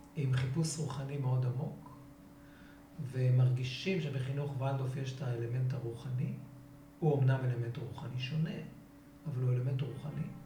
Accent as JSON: {"language": "Hebrew", "town": "Revivim", "region": "Southern District", "country": "Israel", "tie": "born or raised there", "said": "אני נולדתי בקיבוץ רביבים, אשר בנגב."}